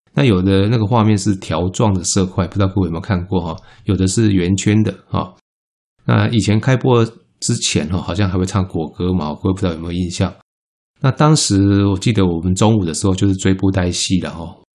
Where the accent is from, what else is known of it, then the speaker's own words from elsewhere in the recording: Taiwan; 我们台湾话